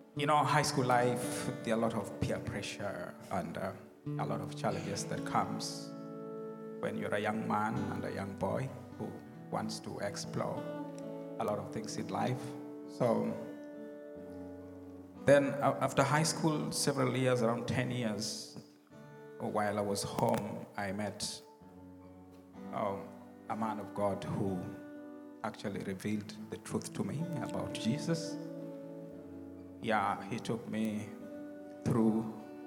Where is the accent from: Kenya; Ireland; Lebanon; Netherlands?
Kenya; first language Luo; English is a second language; now in Tacoma, United States; I grew up in a very tiny village, just a few miles from Lake Victoria